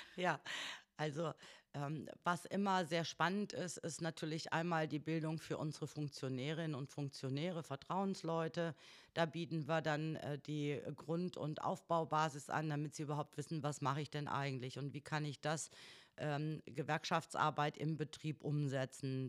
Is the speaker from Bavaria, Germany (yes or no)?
no; North Hesse, Germany; moved away as an adult; also born or lived in Wolfenbüttel / Ibbenbüren; Ich komme aus Nordhessen